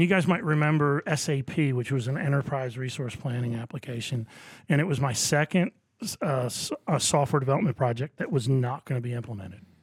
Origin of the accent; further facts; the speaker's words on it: Wilmington, Delaware, United States; moved away as an adult; now in Augusta, United States; I grew up in Wilmington, Delaware